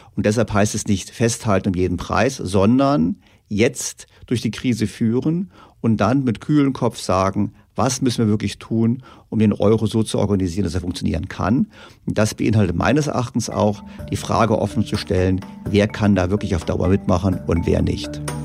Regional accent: Germany; wir Deutschen

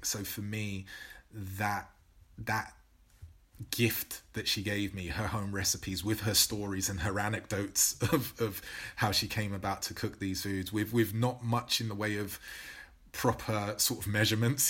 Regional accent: London, United Kingdom; growing up in Newham

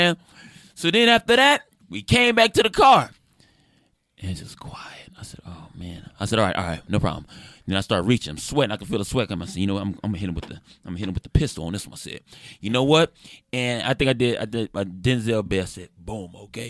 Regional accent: Los Angeles, California, United States; I'm from

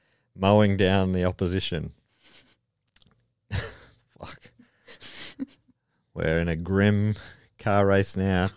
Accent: Wisconsin, United States; I was born and raised in Wisconsin.

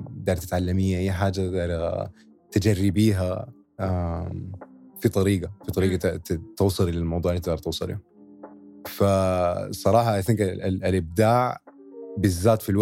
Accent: Sudan; now in United Arab Emirates; كان نحن ناس سودانيين اصحابنا سودانيين هنا في الامارات

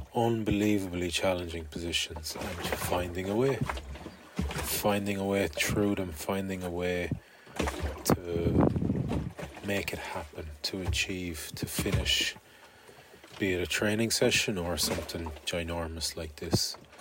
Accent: Galway, Connacht, Ireland; finish in my hometown finish in Galway

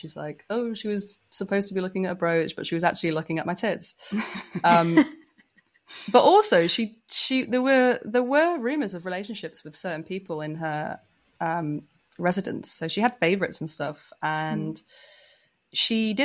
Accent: Manchester, North West England, United Kingdom; moved away as an adult; I grew up in Manchester in the UK, which is like notoriously gay friendly

